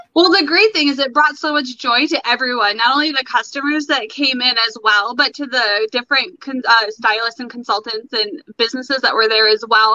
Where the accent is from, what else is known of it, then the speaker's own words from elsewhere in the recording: Brown City, Michigan, United States; moved away; I was born, or not born, but I was raised in Michigan for my most of my life.